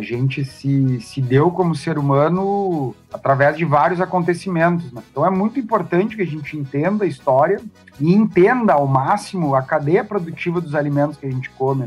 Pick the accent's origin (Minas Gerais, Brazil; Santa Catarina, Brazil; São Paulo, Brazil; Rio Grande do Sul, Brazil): Rio Grande do Sul, Brazil; Santana do Livramento; Eu sou nascido em Santana do Livramento, fronteira com Ribeiro, Uruguai